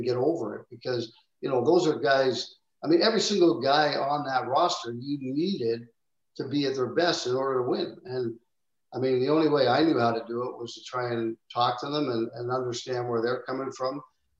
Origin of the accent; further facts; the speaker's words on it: Canada; growing up in Canada